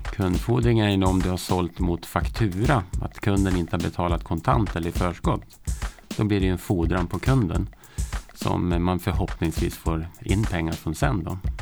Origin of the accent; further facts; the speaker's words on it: Hudiksvall, Gävleborg County, Sweden; Jag kommer från Hudiksvall